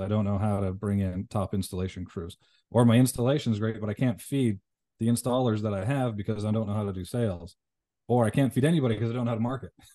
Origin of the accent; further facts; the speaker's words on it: Canada; moved away; also born or lived in Las Vegas, United States; I'm from Canada, moved back to Vegas.